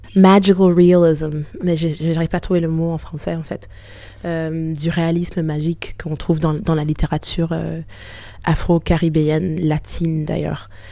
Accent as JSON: {"language": "French", "country": "Canada", "tie": "born or raised there", "also_born_or_lived": "Haiti", "moved": "as an adult", "lives_now": "France", "said": "je suis née au Canada"}